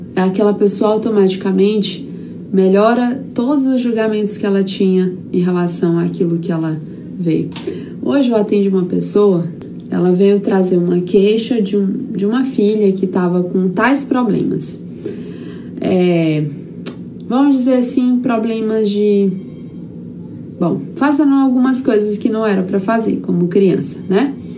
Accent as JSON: {"language": "Portuguese", "town": "São Raimundo das Mangabeiras", "region": "Maranhão", "country": "Brazil", "moved": "yes", "said": "a minha estrutura lá no meu interiorzinho, São Raimundo das Mangabeiras, é lá de onde eu vim"}